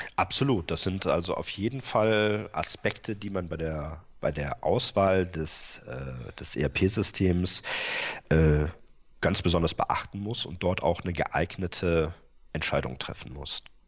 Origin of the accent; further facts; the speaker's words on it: Rhineland, Germany; moved away as an adult; also born or lived in Bremen area; now in Bremen, Germany; bin äh, gebürtiger Rheinländer